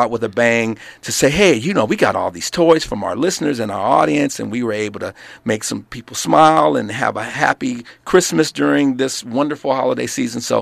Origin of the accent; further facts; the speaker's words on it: Carson, California, United States; also born or lived in South Los Angeles, California; Growing up, up, in, in Carson. No, California. actually, initially I was born in South Los Angeles, over oh, near 55th okay. and McKinley.